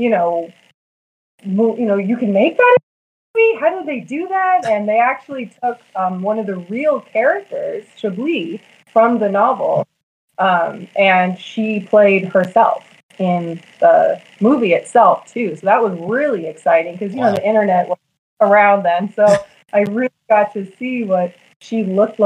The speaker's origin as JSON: {"language": "English", "town": "Las Vegas", "region": "Nevada", "country": "United States", "tie": "born or raised there", "said": "I am a native, so I'm actually from here, Las Vegas, Nevada."}